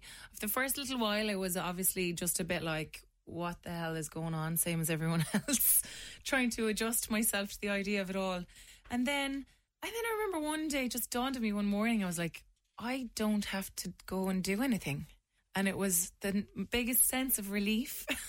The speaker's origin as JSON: {"language": "English", "town": "Mungret", "region": "Munster", "country": "Ireland", "tie": "born or raised there", "said": "Yeah, I'm from Limerick. Grew up out in Mungart, just outside of town."}